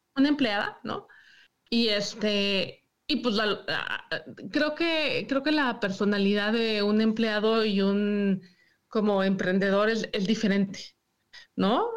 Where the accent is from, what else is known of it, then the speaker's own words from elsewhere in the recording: Mexico City, Mexico; moved away as an adult; now in Michigan, United States; Yo soy de la Ciudad de México